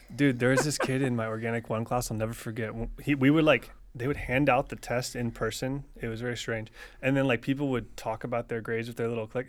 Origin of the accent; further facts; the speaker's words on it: near UCF, Florida, United States; I went to U C F, which was it, you know, forty-five minutes from my hometown